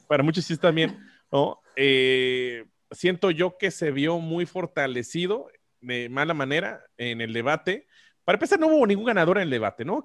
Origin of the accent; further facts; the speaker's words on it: Mexico; como mexicanos